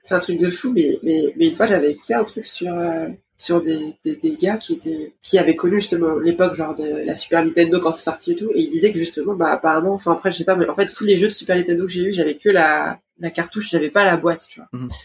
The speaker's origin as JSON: {"language": "French", "country": "France", "tie": "born or raised there", "said": "je suis née à, en France, mais dans une famille brésilienne, enfin, toute ma famille est brésilienne."}